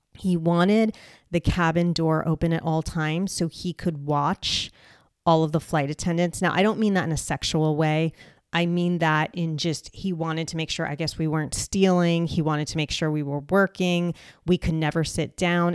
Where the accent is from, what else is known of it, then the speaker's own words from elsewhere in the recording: United States; I am an American